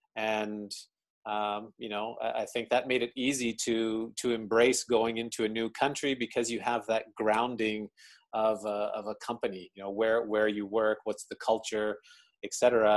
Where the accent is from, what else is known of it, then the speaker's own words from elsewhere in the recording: Calgary, Alberta, Canada; moved away as an adult; now in Tokyo, Japan; born and raised in Calgary, Alberta.